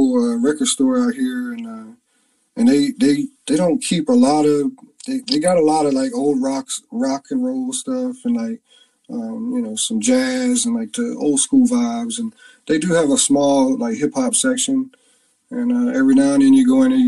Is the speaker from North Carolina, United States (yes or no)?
yes; Beaufort, North Carolina, United States; moved away as an adult; the actual town I grew up in is called Beaufort